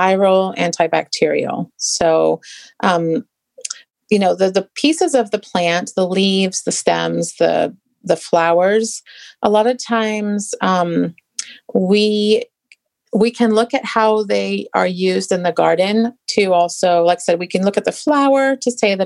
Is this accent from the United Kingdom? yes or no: yes; England, United Kingdom; moved away; I grew up in England